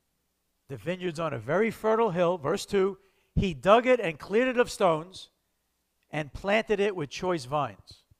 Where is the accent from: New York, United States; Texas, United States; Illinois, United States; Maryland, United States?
New York, United States; New York City; also born or lived in Lake Ronkonkoma, New York; I was born in the Bronx in 1962 to a stable family.